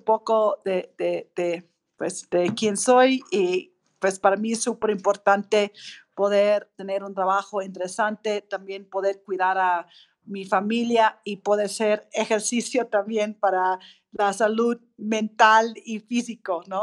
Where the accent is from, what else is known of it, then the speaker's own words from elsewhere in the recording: Australia; Spanish is a second language; moved away as an adult; now in Mexico; yo soy australiana, griega, mexicana, tuve pues la fortuna de llegar a México hace un poco más de 20 años